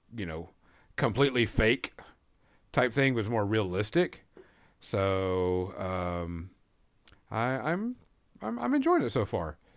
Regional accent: Fort Smith, Arkansas, United States; Hanging Judge Parker, which is a very prevalent person around my hometown

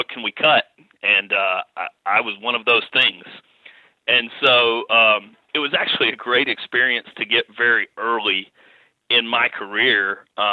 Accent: North Carolina, United States; moved away as an adult; now in Fayetteville, United States; growing up in North Carolina

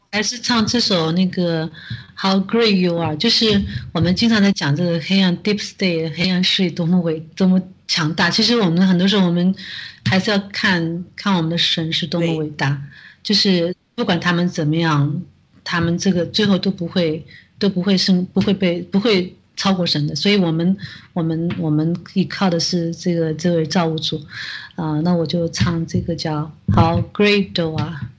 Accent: China; 我们中国人民

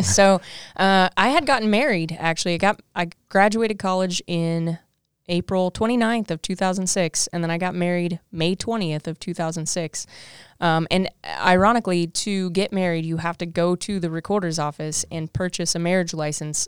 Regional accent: Southwest Missouri, United States; because I'm from South Missouri, uh, Southwest Missouri. So um, I wanted to get far away from home

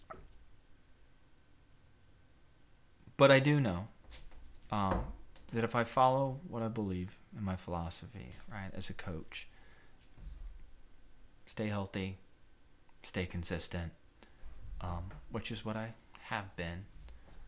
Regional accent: Ogden, Utah, United States; my hometown, Ogden, Utah

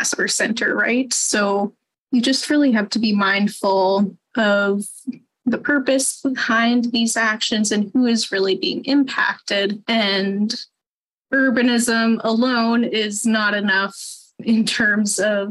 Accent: Winnipeg, Manitoba, Canada; I grew up in South Osborne

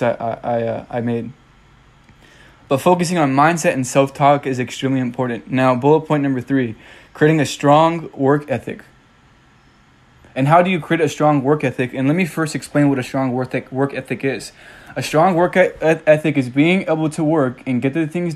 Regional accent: California, United States; moved away as an adult; now in Tennessee, United States; I'm initially from California

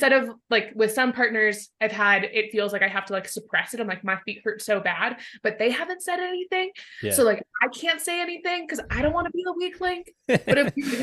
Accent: Colorado, United States; moved away as an adult; also born or lived in Tacoma, Washington; I'm originally from Colorado, but I went to college out in Washington

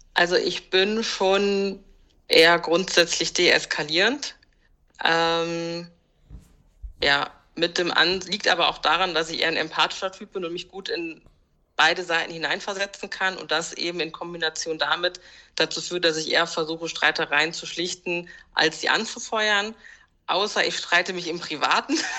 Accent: Germany; ich bin auch hier geboren.

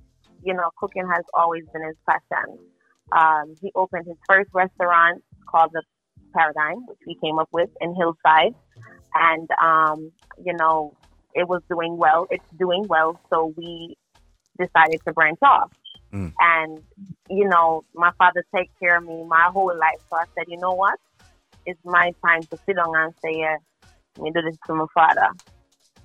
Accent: Spanish Town, Saint Catherine, Jamaica; also born or lived in United States; I was born in Jamaica, but I wasn't. I was raised there.

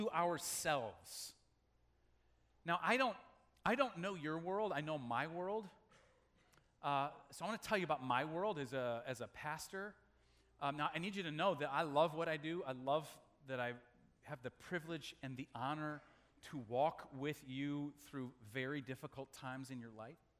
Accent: Omaha, Nebraska, United States; When I was a kid growing up in Omaha, Nebraska, in my elementary years

